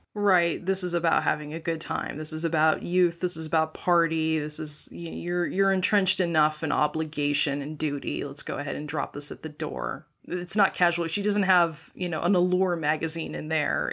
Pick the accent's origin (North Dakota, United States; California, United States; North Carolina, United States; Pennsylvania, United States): North Dakota, United States; moved away as an adult; also born or lived in Pacific Northwest; I grew up in North Dakota. So, I graduated from high school in North Dakota